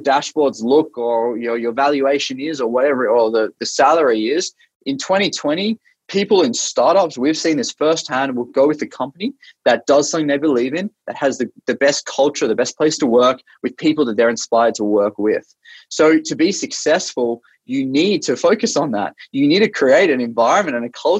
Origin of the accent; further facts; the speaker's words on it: Australia; moved away as an adult; now in Bay Area, United States; I'm Australian originally. I grew up in Australia